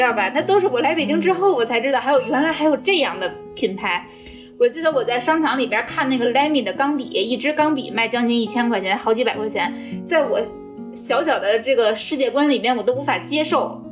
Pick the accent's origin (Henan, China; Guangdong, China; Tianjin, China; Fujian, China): Tianjin, China; moved away as an adult; now in Beijing, China; 我是天津人，呃，算是，就是家乡算是在天津的那个郊区，所以刚来北嗯。京的时候其实是有一种，就是小镇姑娘来到大城市的那种感觉